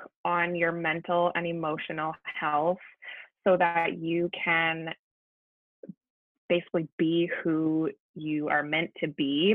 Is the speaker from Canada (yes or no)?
yes; Langley, British Columbia, Canada; I grew up and live in Langley